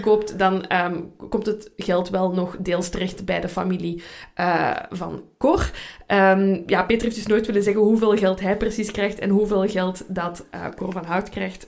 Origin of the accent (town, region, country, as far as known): Belgium